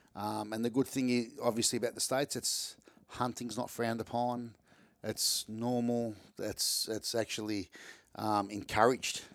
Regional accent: Melbourne, Victoria, Australia; I live in Reservoir in Melbourne

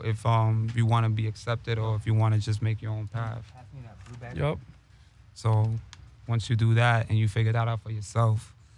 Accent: New York City, New York, United States; now in Los Angeles, United States; Uptown Bronx, New York

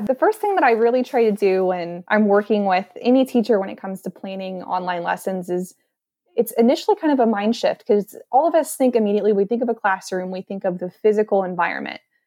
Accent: Columbus, Indiana, United States; So, I am from Columbus, Indiana.

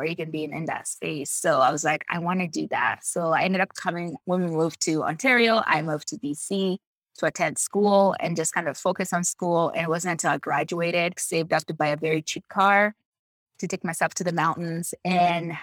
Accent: DR Congo; English is a second language; also born or lived in United States; now in Canada; my passion in the outdoors started when I was born in Democratic Republic of Congo

